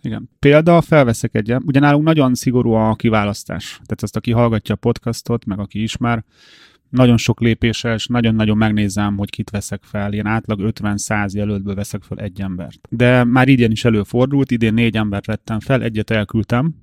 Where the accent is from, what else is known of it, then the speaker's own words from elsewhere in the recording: Hungary; mi magyarok